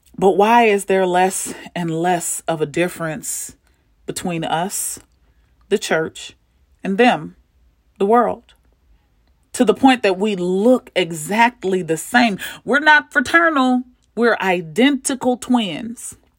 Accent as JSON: {"language": "English", "town": "St. Louis", "region": "Missouri", "country": "United States", "said": "I'm from Saint Louis"}